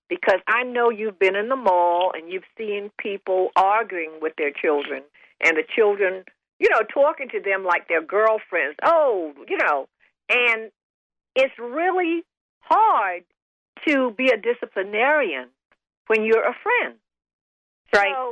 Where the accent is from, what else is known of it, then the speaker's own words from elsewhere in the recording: the South, United States; Because, see, growing up in the South, you didn't put your grandmothers in nursing homes.